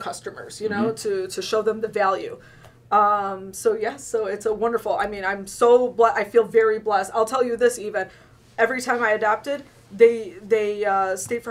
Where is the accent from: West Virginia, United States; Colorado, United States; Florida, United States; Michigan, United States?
Michigan, United States; Oak Park; I grew up in Oak Park. I went to Wayne State Business School.